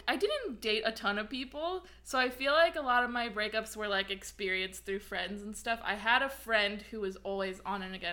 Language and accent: English; St. Louis, Missouri, United States; moved away; I'm from St. Louis.